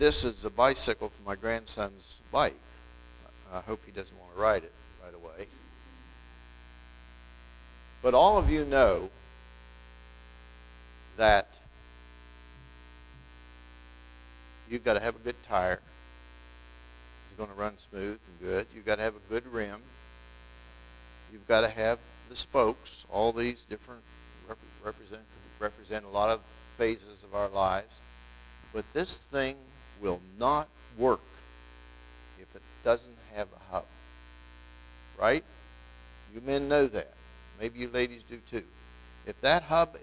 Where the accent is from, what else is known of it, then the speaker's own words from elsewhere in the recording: Wetzel County, West Virginia, United States; I'm from Wetzel County, you know, and I'm about as far back in Wetzel County as you can get